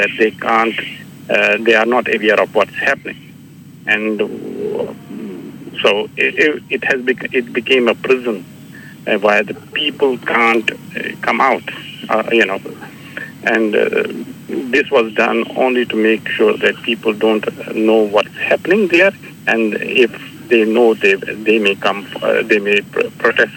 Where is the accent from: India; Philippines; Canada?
India; Srinagar, Jammu and Kashmir; now in Brisbane, Australia; I'm from Kashmir, Srinagar, Kashmir, which is under Indian occupation